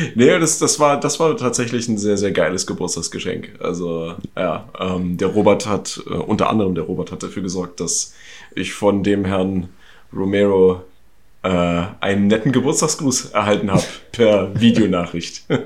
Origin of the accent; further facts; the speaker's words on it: East Germany, Germany; Ich komme ja aus dem Osten